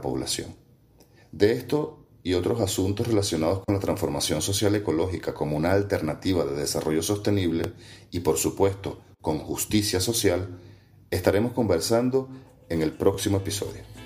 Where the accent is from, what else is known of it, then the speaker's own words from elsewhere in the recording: Venezuela; nosotros mismos como venezolanos y como venezolanas